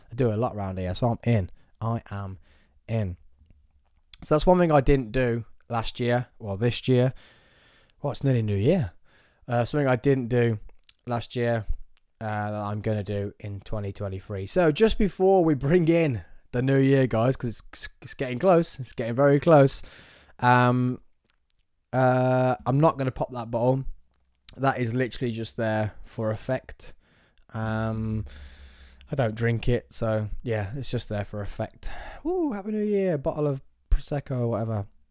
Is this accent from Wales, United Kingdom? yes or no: no; Nuneaton, West Midlands, United Kingdom; I'm from Nuneaton. You know what? I'm gonna let everyone know I'm from Nuneaton.